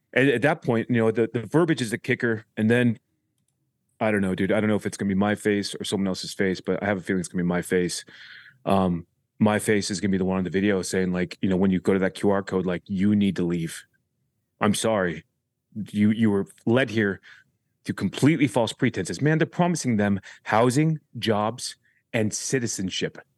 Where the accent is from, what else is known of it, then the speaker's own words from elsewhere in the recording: Huntington Beach, California, United States; we grew up in Huntington Beach